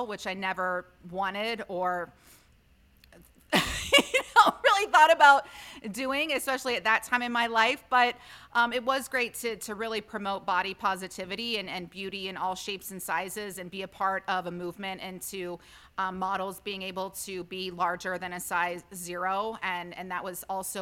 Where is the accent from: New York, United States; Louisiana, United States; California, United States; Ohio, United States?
Ohio, United States; moved away; also born or lived in Pennsylvania / Los Angeles / Chicago; I'm from Ohio, so I know cold.